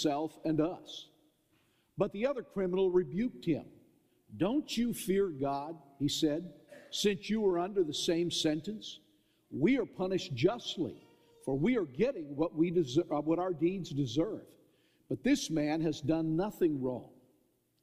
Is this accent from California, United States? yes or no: yes; Southern California, United States; growing up in Southern California, we went up to Los Angeles to Forest Lawn